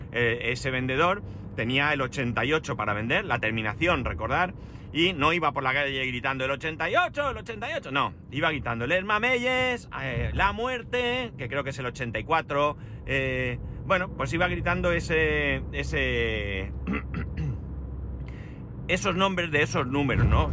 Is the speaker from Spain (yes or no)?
yes; Alicante, Valencian Community, Spain; De Alicante